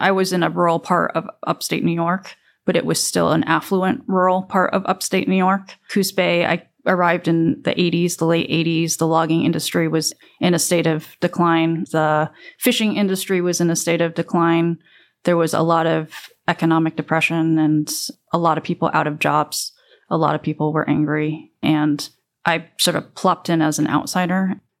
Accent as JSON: {"language": "English", "country": "South Korea", "tie": "born there", "said": "It was an odd concept for me because I never associated myself with being Korean, even though I was born in Korea."}